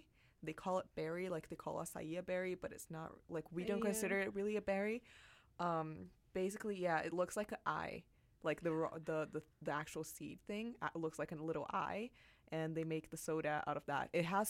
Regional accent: Brazil; moved away as an adult; I'm an international student. I'm from Brazil.

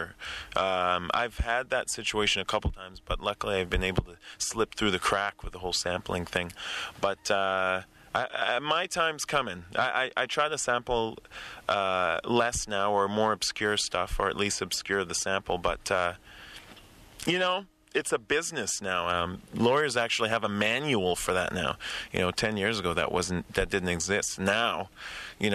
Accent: Winnipeg, Manitoba, Canada; I grew up in Winnipeg

